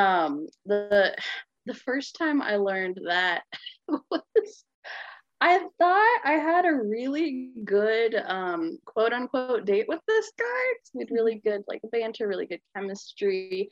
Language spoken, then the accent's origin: English; Olympia, Washington, United States; I'm from Olympia, Washington